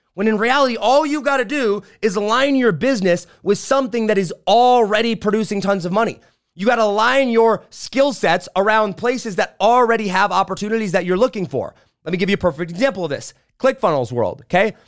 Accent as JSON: {"language": "English", "town": "St. Joe", "region": "Indiana", "country": "United States", "tie": "born or raised there", "said": "I grew up in St. Joe, Indiana."}